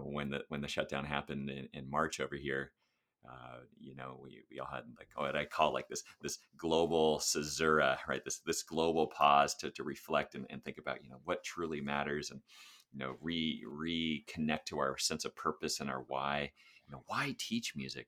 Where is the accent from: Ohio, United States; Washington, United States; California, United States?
California, United States; Sacramento; also born or lived in Santa Monica / Los Angeles; I was born in Santa Monica, lived in Los Angeles for four years, and then we moved to Sacramento when I was four, so that's where I did all of my public education